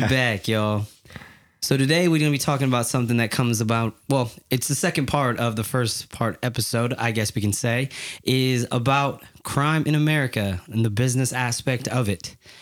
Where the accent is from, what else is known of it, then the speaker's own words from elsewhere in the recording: Yakima, Washington, United States; I'm from Yakima, Washington, and it's pretty hood. It's a, it's a hard place to grow up